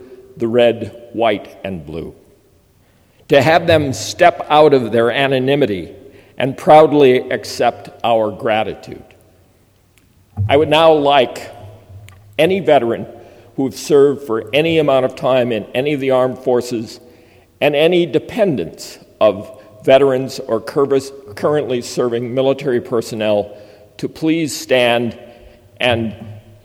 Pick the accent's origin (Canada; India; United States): United States; Minnesota; moved away; teaching high school in my home state of Minnesota.